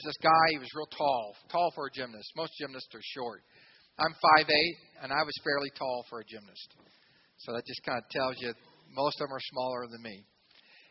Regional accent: Xenia, Ohio, United States; I grew up in Xenia, Ohio, a lot of farms around us

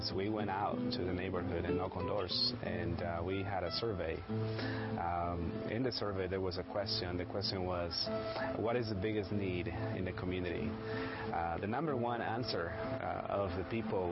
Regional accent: Mexico; moved away as an adult; I grew up in Mexico.

